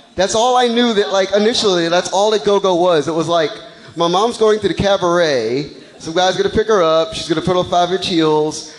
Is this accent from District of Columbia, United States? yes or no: yes; Washington, District of Columbia, United States; I grew up on Eastern Avenue, over by Deanwood